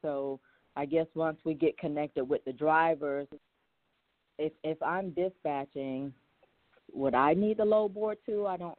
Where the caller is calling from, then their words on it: Lakeland, Florida, United States; from Lakeland, Florida.